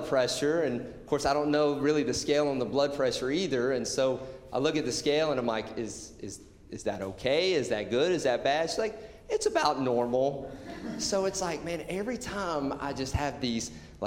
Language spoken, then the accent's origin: English; Georgia, United States; now in Portland, United States; I grew up in the South in Georgia, and in the high school that I grew up